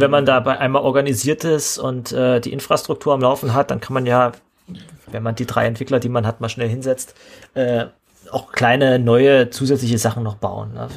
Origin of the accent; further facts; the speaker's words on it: Saxony-Anhalt, Germany; in meinem Heimatland hier, in, mitten in Sachsen-Anhalt